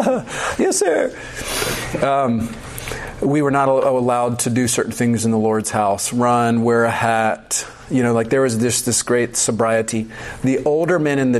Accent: the South, United States; I'm from the South

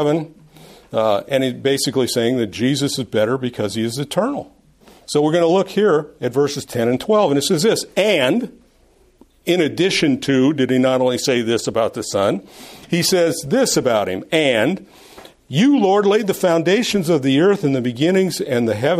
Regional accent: Los Angeles, California, United States; moved away; I lived in Los Angeles

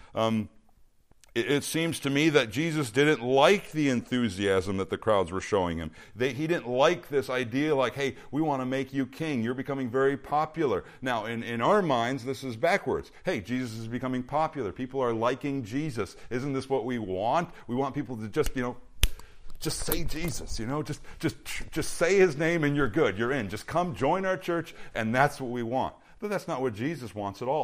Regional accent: Minnesota, United States; now in Bakersfield, United States; when I was a kid growing up in Minnesota

